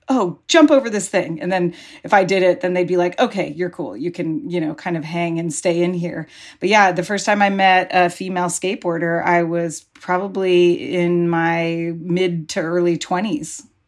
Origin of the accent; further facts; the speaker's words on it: Pacifica, California, United States; when I was growing up in Pacifica